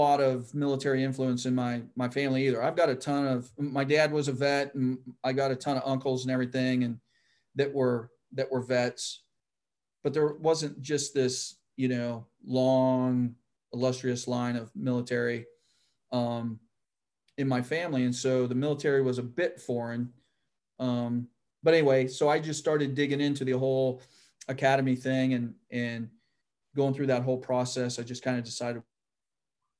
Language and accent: English; Van Wert, Ohio, United States; moved away; where I grew up in Van Wert, Ohio, is kind of the central location. And so, yeah, that's still home to me